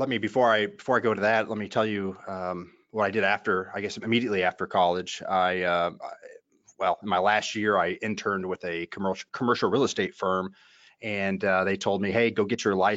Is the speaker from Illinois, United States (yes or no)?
yes; Champaign, Illinois, United States; So I was born and raised in Central Illinois, Champaign to be exact. Champaign, for those who know, is a Big Ten college town, home to the University of Illinois.